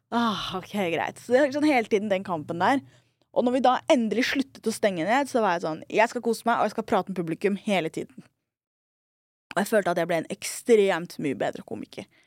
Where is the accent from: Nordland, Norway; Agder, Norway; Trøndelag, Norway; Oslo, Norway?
Oslo, Norway; also born or lived in Trondheim / New York; Jeg er en somalier fra Skullerud